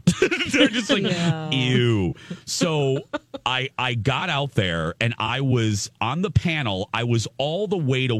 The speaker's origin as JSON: {"language": "English", "town": "Chicago", "region": "Illinois", "country": "United States", "tie": "born or raised there", "moved": "yes", "said": "I grew up in the Chicagoland area"}